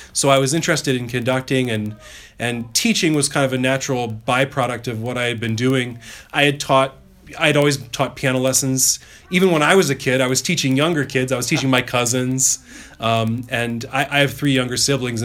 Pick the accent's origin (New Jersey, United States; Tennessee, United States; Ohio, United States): Ohio, United States; near the Cleveland area; I grew up kind of near the Cleveland area